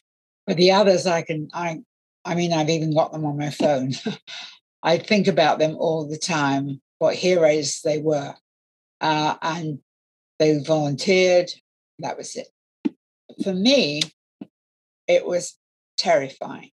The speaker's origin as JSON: {"language": "English", "region": "London", "country": "United Kingdom", "also_born_or_lived": "Canterbury / Highbridge, Somerset", "said": "I'm a Londoner"}